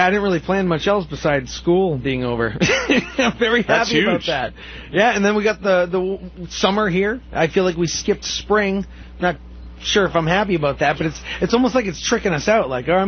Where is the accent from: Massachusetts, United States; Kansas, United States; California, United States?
Massachusetts, United States; no one would ever guess I'm from Massachusetts.